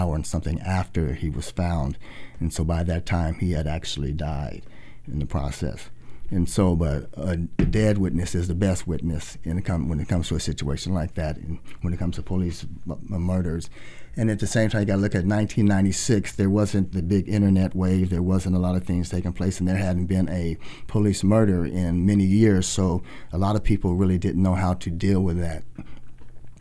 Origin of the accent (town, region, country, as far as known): Portland, Oregon, United States; born or raised there